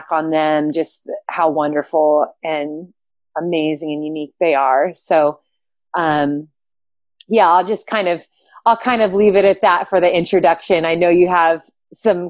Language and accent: English; Southern California, United States; moved away as an adult; now in Bend, United States; I am originally from Southern California. I live in Bend, Oregon now